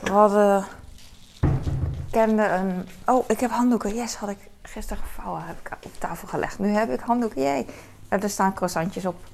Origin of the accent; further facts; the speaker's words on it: Hong Kong; accent: Hong Kong Chinese; Dutch is a second language; En Peking klinkt meer als mijn accent. Mijn accent is uh, Hongkong Chinees accent.